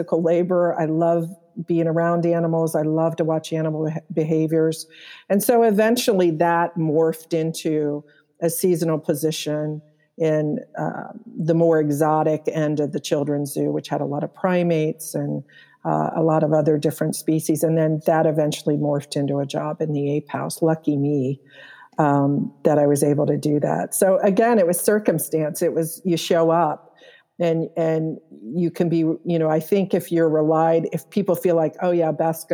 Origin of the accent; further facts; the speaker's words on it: Columbus, Ohio, United States; I grew up in Clintonville, which has, you know, Whetstone Park